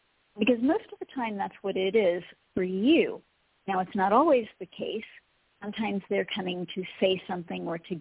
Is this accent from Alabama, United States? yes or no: no; Colorado, United States; Colorado, my hometown. My home heart is in Colorado.